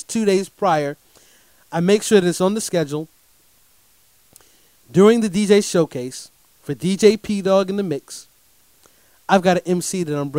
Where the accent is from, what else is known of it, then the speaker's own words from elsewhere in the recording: Durham, North Carolina, United States; I get to come back home to my city, Durham, North Carolina